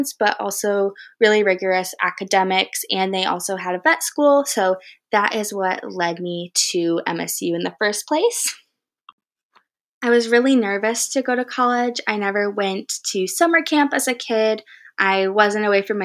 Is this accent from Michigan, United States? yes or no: yes; Grand Rapids, Michigan, United States; also born or lived in East Lansing, Michigan / Ann Arbor, Michigan; I'm originally from Grand Rapids, Michigan